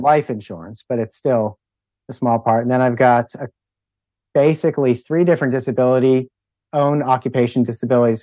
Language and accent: English; Philadelphia, Pennsylvania, United States; We grew up in Philadelphia as well